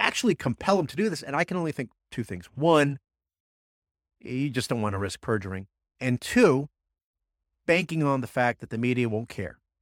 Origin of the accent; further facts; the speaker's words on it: New Jersey, United States; growing up in Jersey